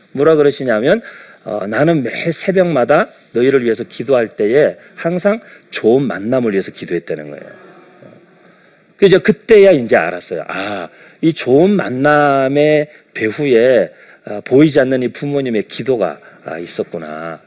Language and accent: Korean; South Korea; moved away as an adult; also born or lived in United States; 제가 이제 한국에서 태어나서 이렇게 쭉 자라면서